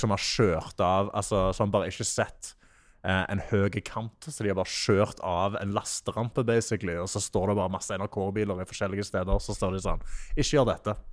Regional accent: Sola, Rogaland, Norway; moved away; also born or lived in Netherlands; Jeg er fra Stavanger, eller fra Sola

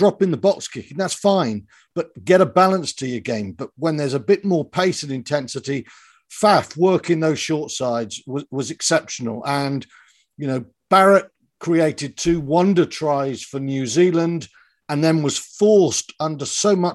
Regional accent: South Wales, United Kingdom; when I was growing up in South Wales

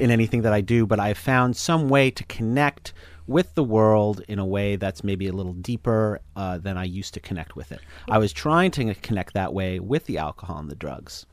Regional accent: East Coast, United States; I'm from the East Coast

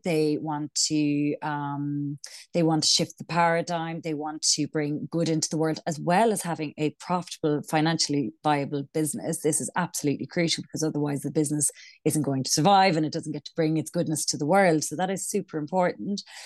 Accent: Ireland; accent: Irish; moved away; also born or lived in London; I'm Irish, as you can probably tell from my accent

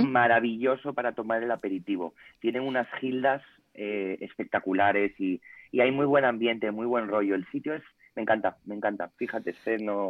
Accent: Ponferrada, Castile and León, Spain; moved away as an adult; now in Madrid, Spain; yo soy de Ponferrada, de León, pero llevo 11 años en Madrid

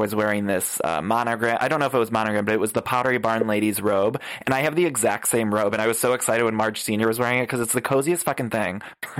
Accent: Cleveland, Ohio, United States; I'm from Cleveland

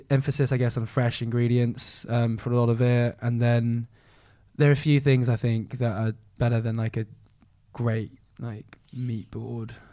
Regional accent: Malaysia; Being Chinese Malaysian, Malaysians very protective over their foods and the way they eat them and the national dishes.

